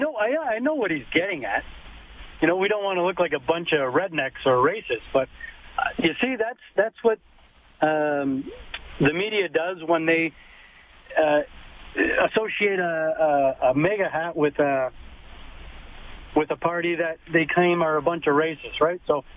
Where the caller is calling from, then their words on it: Lethbridge, Alberta, Canada; I'm calling from Lethbridge.